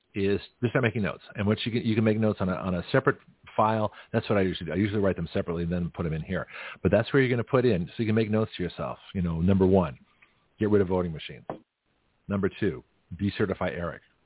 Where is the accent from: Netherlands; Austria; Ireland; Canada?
Canada; now in United States; as a Canadian citizen before I got my American citizenship on a green card.